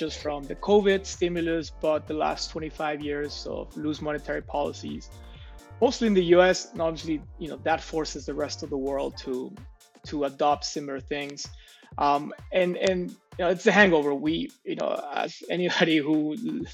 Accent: Mexico; my hometown here in Mexico

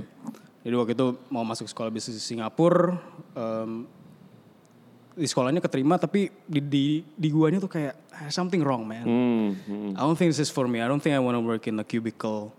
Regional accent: South Tangerang, Banten, Indonesia; di rumah kita yang saking kecilnya itu di Bintaro

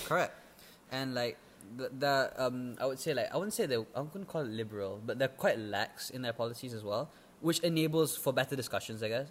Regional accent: Malaysia; English is a second language; an EFL speaker as a Malaysian, like living in Malaysia itself

